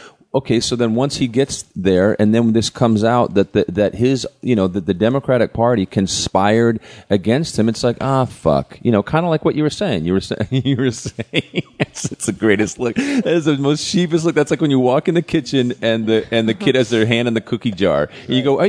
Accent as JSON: {"language": "English", "region": "Vermont", "country": "United States", "tie": "born or raised there", "said": "I grew up in Vermont and I remember him as the mayor of Burlington."}